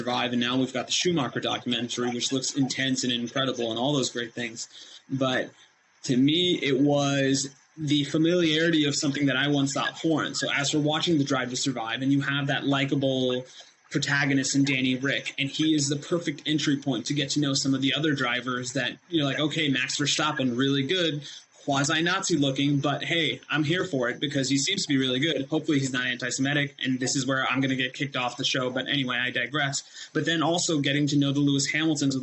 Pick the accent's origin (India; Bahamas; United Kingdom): India; moved away; when I was raised in India, my uncle and probably the family member closest to me in age decided that his nephew should be able to say the ABCs